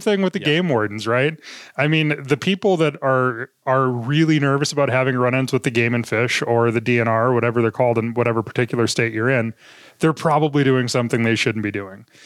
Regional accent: Minot, North Dakota, United States; growing up in Minot was one of it was one of those places where uh, you didn't go home until the porch lights came on at night

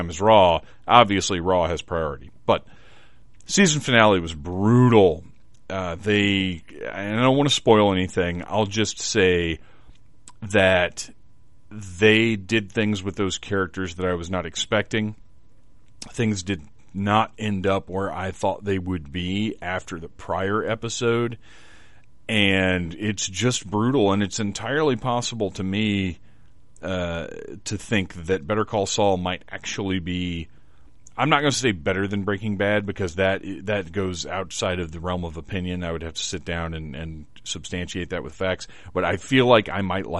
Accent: Wilmington, North Carolina, United States; also born or lived in Atlanta, Georgia; I grew up in Wilmington, basically, between here and Atlanta

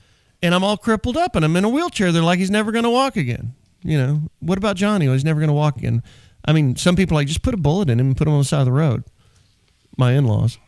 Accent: Dallas, Texas, United States; also born or lived in Wichita Falls, Texas; I was from Dallas

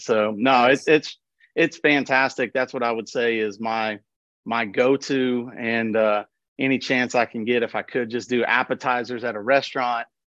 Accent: Nashville, Tennessee, United States; moved away as an adult; also born or lived in Lafayette, Louisiana; now in Colorado, United States; I grew up in Nashville

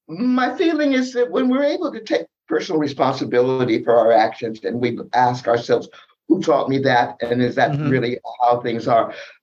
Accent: San Diego, California, United States; born there; I was born in the South, San Diego.

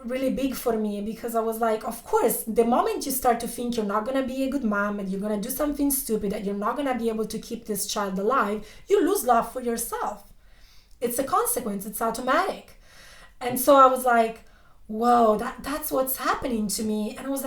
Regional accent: Italy; I was born and raised in Italy

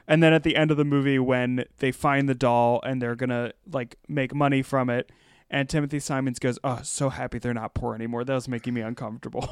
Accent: Pennsylvania, United States; I grew up in Pennsylvania

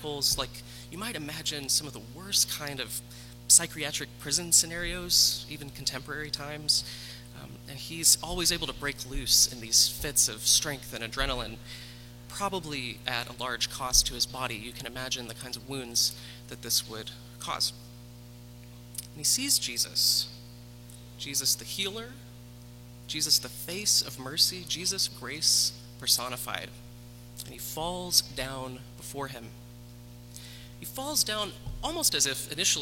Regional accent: the South, United States; I grew up evangelical in the South

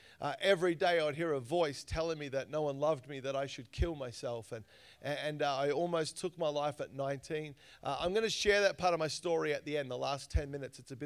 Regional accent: Australia; I grew up in Australia. You probably realize I sound a little different

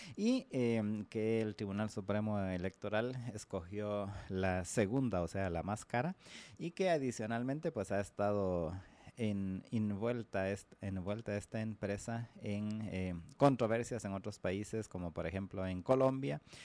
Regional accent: Guatemala

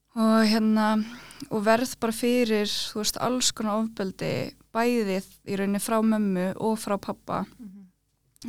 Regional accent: Iceland; also born or lived in Norway (uncertain, garbled birthplace); ég fættist í Nóri

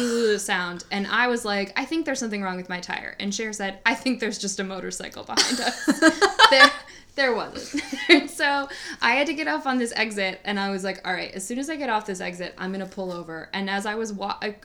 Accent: Leroy, United States; moved away; back in Leroy

